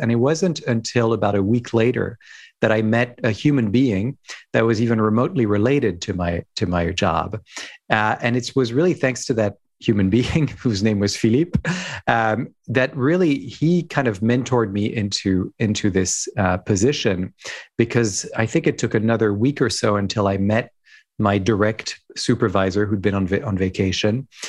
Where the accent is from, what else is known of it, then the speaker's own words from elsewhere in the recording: France; also born or lived in Hong Kong; Who I am, I grew up in France, actually. My father's French, my mother's American, with some roots in Ireland and other places.